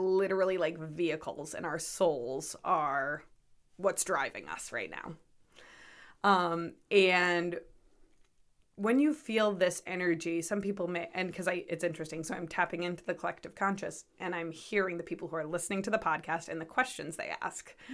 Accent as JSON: {"language": "English", "town": "North Kingstown", "region": "Rhode Island", "country": "United States", "tie": "born or raised there", "said": "I was born and raised in North Kingstown, Rhode Island"}